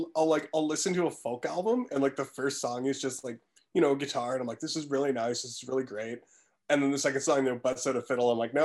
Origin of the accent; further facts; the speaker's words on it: East Coast, Atlantic Canada, Canada; moved away; I'm from the East Coast growing up, my parents listened to a lot of, I guess like Atlantic folk music.